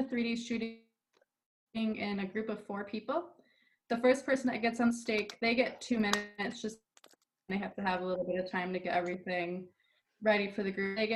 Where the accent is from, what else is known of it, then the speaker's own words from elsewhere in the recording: Tully, New York, United States; I am from Tully, New York, which is upstate New York, not the city